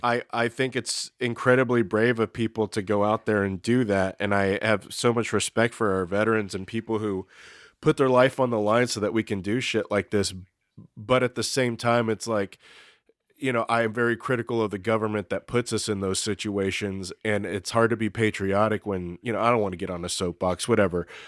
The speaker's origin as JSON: {"language": "English", "region": "Texas", "country": "United States", "said": "I'm from Texas"}